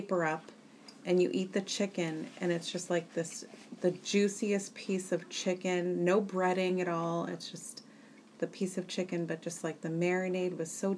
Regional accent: Tewksbury, Massachusetts, United States; a place where I grew up in Tewksbury, Massachusetts.

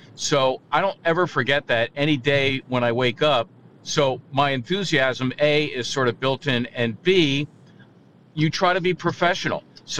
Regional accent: Philadelphia, Pennsylvania, United States; also born or lived in Mayfair, Philadelphia; So I'm from Somerton. Okay. I was actually born in Mayfair, but moved to Somerton when I was like six.

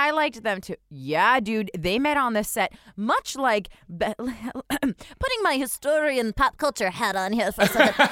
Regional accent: New Jersey, United States; also born or lived in New York; now in Boston, United States; I was raised in New Jersey. New York was my city

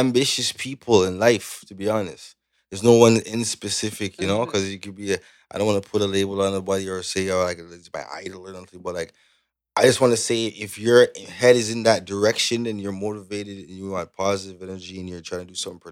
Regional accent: Canada; accent: Jamaican, Caribbean; also born or lived in Jamaica / Brooklyn, New York; Full Canadian

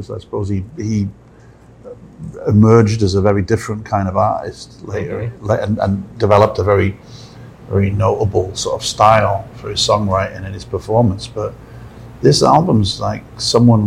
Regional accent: Newport, Wales, United Kingdom; Newport, my hometown

